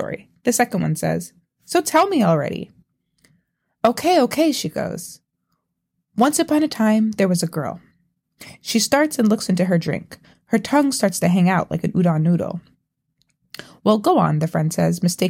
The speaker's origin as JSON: {"language": "English", "town": "New York City", "region": "New York", "country": "United States", "tie": "born or raised there", "said": "I grew up in Brooklyn to a Trinidadian mother and a Jamaican father"}